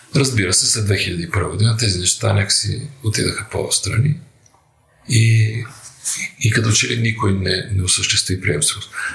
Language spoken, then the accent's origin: Bulgarian; Bulgaria; Аз съм българин